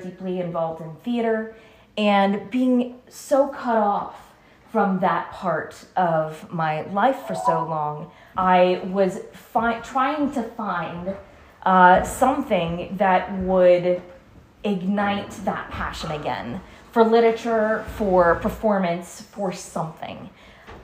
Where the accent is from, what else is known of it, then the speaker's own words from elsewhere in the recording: West Palm Beach, Florida, United States; moved away as an adult; also born or lived in Chicago; I grew up in West Palm Beach, and then I worked in theater for about 25 years in South Florida